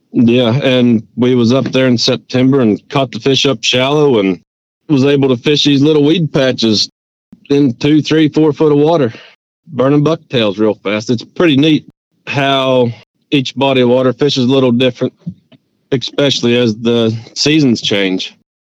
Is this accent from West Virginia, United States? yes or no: yes; Richwood, West Virginia, United States; deeper in the mountains where I grew up in Richwood